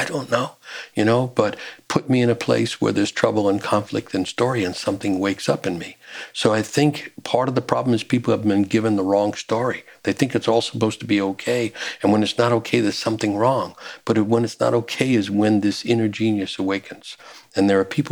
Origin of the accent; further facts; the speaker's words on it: New York City, New York, United States; I'm growing up in New York City